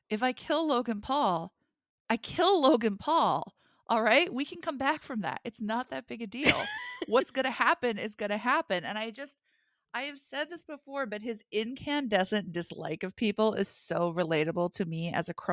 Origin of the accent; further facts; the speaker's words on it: Ireland; So I assume that that's just a national thing that Sheamus and I share as fellow Irish people.